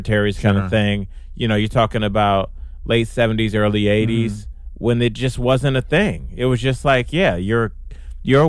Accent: Cleveland, Ohio, United States; Growing up in Cleveland's a hard working Midwestern town.

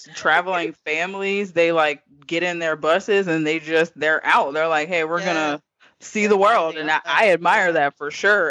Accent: Iceland; born there; My dad was in the military, so I was born in Iceland.

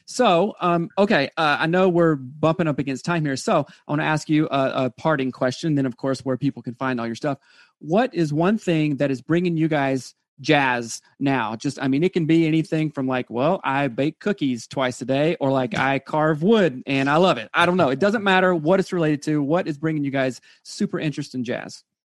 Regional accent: South Carolina, United States; I'm from South Carolina

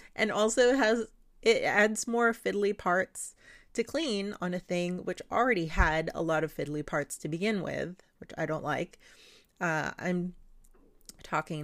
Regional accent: Philippines; moved away; the old system I grew up with in the Philippines

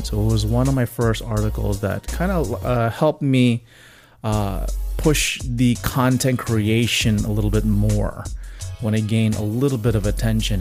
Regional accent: Miami, Florida, United States; moved away; come back to my hometown of Miami

